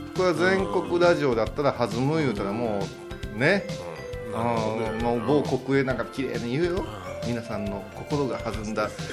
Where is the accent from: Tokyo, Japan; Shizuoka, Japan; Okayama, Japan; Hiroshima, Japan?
Okayama, Japan; accent: Okayama dialect; 私なんかはそこへ生まれ育ってる